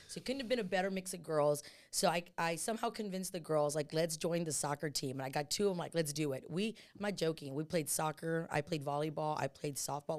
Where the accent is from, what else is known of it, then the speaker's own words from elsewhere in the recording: San Antonio, Texas, United States; I'm from San Antonio, born and raised. Uh, I grew up in the West Side, South Side